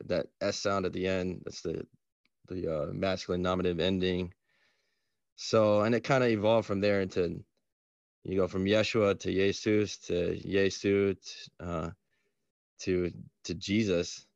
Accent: Atlanta, Georgia, United States; I'm from Atlanta. I was born in Atlanta

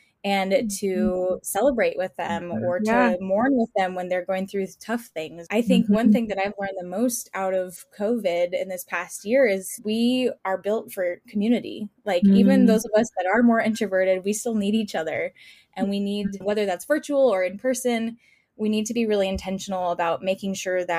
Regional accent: California, United States; moved away as an adult; now in Indianapolis, United States; I didn't grow up in Indy. And so I grew up in California. I moved to Indy about 6 years ago

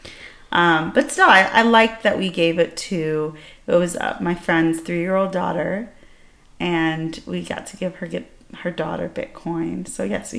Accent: Iran; moved away; I'm from Iran.

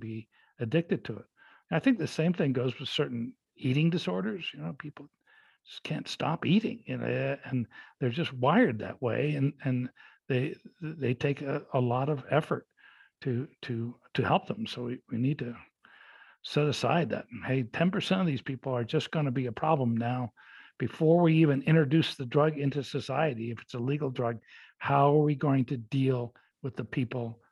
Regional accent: Los Angeles, California, United States; I was growing up in Los Angeles

